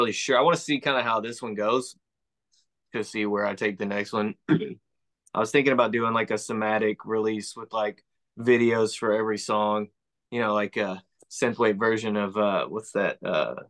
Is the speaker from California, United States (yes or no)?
no; Texas, United States; I am from Texas